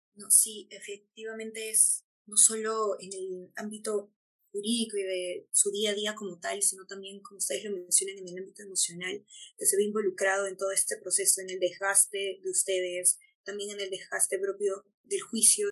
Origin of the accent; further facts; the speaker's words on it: Peru; todas las personas que somos peruanos, peruanas, peruanes